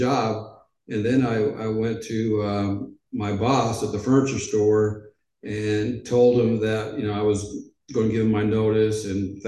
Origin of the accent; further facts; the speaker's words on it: Edmonds, Washington, United States; moved away as an adult; also born or lived in Portland, Oregon / Los Angeles, California / Memphis, Tennessee; ninth grade, I went to Edmonds Junior High.